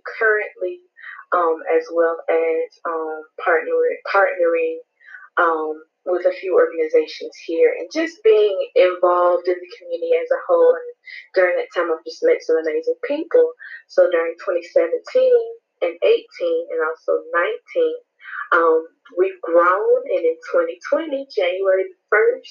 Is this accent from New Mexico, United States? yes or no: no; Goldsboro, North Carolina, United States; also born or lived in Pembroke, North Carolina; I'm from Goldsboro, North Carolina